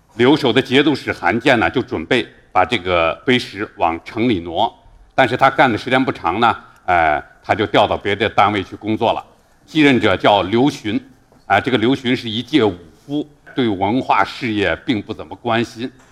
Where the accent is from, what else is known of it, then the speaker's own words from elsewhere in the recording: Xi'an, Shaanxi, China; 我来自十三朝故都西安